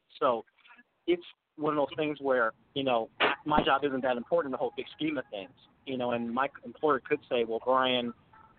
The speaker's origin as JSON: {"language": "English", "town": "Detroit", "region": "Michigan", "country": "United States", "tie": "born or raised there", "moved": "yes", "lives_now": "Phoenix, United States", "said": "growing up in Detroit"}